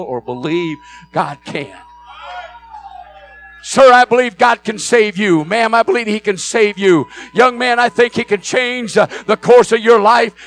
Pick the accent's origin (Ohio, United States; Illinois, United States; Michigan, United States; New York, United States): Michigan, United States; Flint; I was born in Flint, Michigan. Was raised there